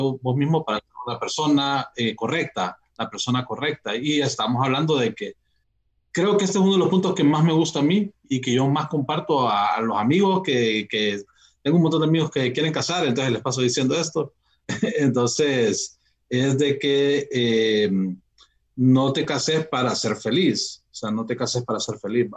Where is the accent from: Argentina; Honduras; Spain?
Honduras; Tegucigalpa, Francisco Morazán; Y yo soy de Tegucigalpa